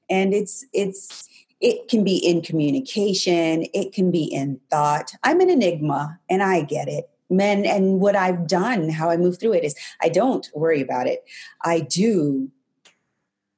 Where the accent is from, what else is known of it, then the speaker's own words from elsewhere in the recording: New Mexico, United States; I grew up in New Mexico